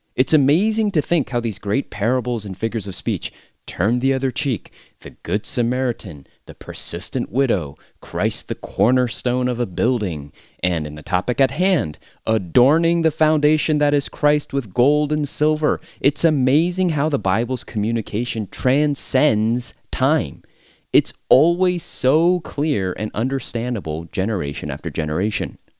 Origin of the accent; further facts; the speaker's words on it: United States; as an American